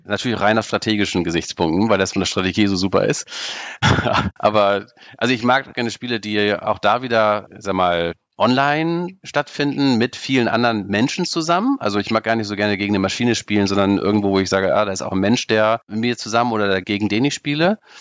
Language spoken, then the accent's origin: German; Baltic Sea coast, Germany; ich bin in der Ostsee groß geworden